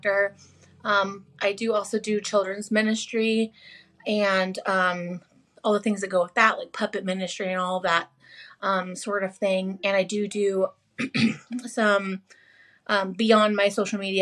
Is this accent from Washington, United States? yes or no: yes; Washington, United States; also born or lived in Stockton, California; I'm born and raised in Washington